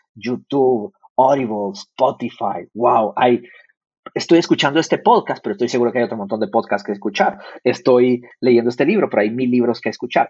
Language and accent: Spanish; Guatemala; first language Spanish; now in San Francisco, United States; yo nací en Latinoamérica, nací en Guatemala. Yo vengo de una economía de escasez